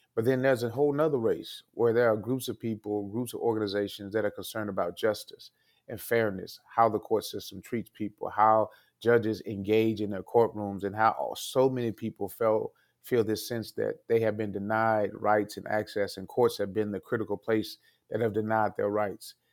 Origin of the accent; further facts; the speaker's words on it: Fort Worth, Texas, United States; moved away as an adult; also born or lived in Princeton, New Jersey; now in Dane County, Wisconsin, United States; I'm originally from Texas